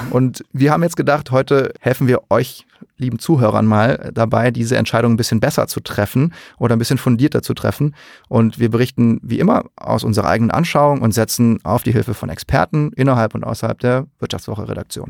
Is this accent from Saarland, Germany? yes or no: yes; Saarland, Germany; moved away as an adult; now in Cologne, Germany; Ich bin im Saarland geboren, zur Schule gegangen, bin fürs Studium nach Köln gezogen und da wohne ich jetzt aber auch seit mehr als 13 Jahren.